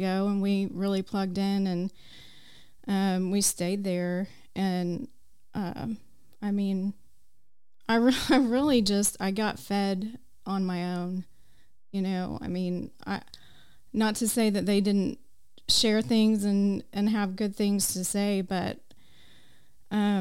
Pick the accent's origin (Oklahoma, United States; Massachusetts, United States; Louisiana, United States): Oklahoma, United States; Enid; moved away as an adult; now in Choctaw, United States; we moved from Enid a couple years ago to Choctaw